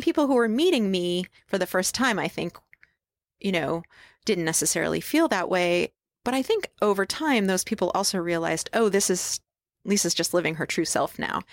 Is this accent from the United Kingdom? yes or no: no; upstate New York, United States; now in Portland, United States; I was born in upstate New York